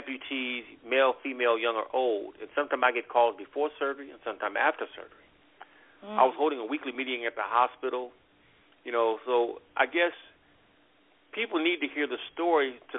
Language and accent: English; Compton, California, United States; moved away as an adult; also born or lived in Louisiana; now in North Carolina, United States; I was born in Louisiana. I was raised in Compton, California, which is a really rough part of town